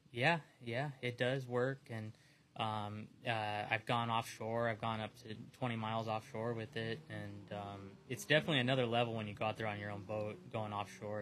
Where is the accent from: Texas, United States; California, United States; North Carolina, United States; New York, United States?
California, United States; San Diego; out here in San Diego